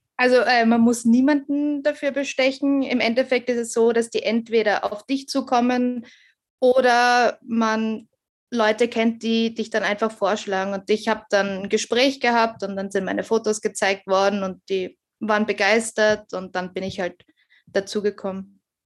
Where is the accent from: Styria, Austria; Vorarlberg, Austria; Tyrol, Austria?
Styria, Austria; Graz; ich komme aus Graz